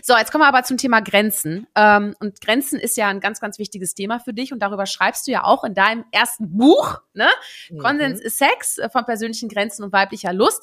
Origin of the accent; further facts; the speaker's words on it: Netherlands; also born or lived in Germany; ich bin ja Niederländerin, ne, Deutsch-Niederländerin